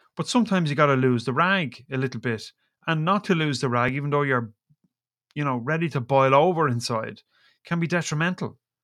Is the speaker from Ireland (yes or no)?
yes; Ireland; I'm Irish